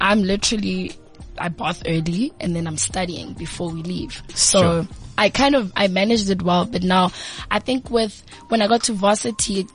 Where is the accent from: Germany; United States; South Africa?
South Africa; Tembisa, Gauteng; also born or lived in Midrand / Johannesburg; I grew up in Tembisa